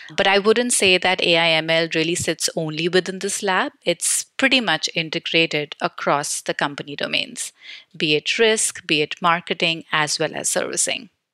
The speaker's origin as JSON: {"language": "English", "town": "New Delhi", "region": "Delhi", "country": "India", "tie": "born or raised there", "said": "I am born and brought up in New Delhi, India"}